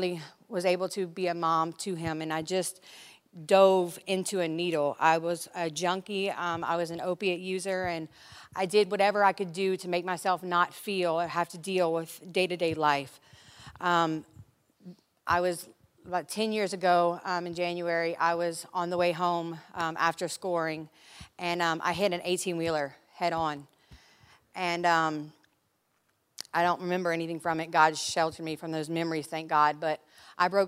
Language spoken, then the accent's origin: English; Lafayette, Louisiana, United States; moved away as an adult; now in California, United States; I'm from Lafayette, Louisiana.